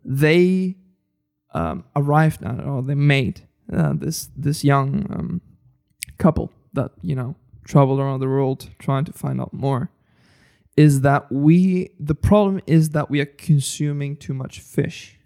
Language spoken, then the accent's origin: English; Spain; I come from Spain